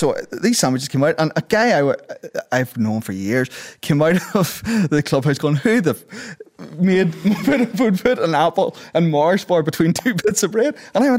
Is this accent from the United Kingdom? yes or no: yes; Ulster, Northern Ireland, United Kingdom; Because as an Ulster Protestant growing up, it's like this kind of void of Irishness.